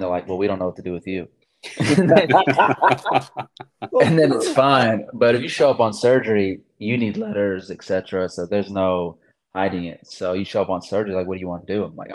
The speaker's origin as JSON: {"language": "English", "town": "Akron", "region": "Ohio", "country": "United States", "tie": "born or raised there", "also_born_or_lived": "Raleigh, North Carolina / Los Angeles, California / New York", "moved": "as an adult", "lives_now": "San Diego, United States", "said": "I moved when I was like a year to Akron. I did everything in Akron. I grew up there"}